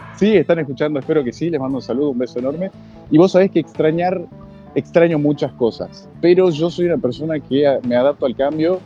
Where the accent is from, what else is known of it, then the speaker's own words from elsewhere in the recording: Salta, Argentina; moved away as an adult; now in Frankfurt, Germany; la gente te pregunta de dónde sos y obviamente uno con orgullo dice salta Argentina